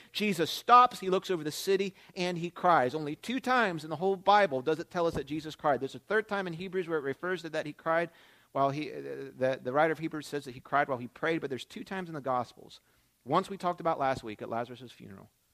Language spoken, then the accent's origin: English; Philadelphia, Pennsylvania, United States; moved away; was born and raised in the Philadelphia area